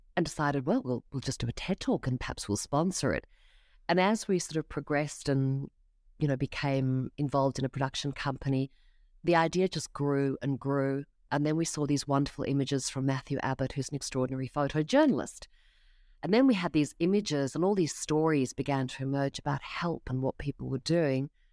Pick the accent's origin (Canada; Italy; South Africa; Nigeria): South Africa; now in Australia; I grew up in South Africa